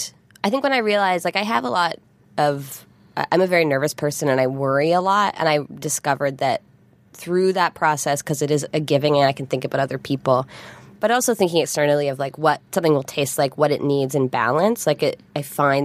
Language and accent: English; Vancouver Island, British Columbia, Canada; now in Toronto, Canada; I've lived in Toronto now for 10 years. Mm. But I grew up on Vancouver Island